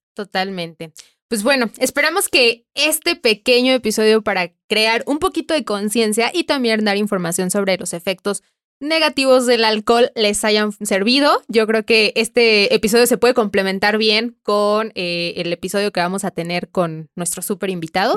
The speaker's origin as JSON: {"language": "Spanish", "country": "Mexico", "said": "Como mexicanos"}